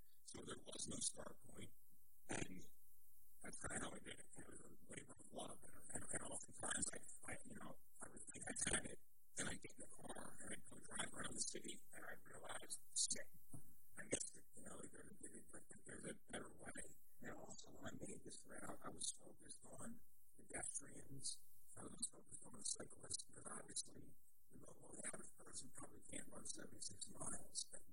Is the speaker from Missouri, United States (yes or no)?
no; Philadelphia, Pennsylvania, United States; I'm from Silverton, up in the far northeast.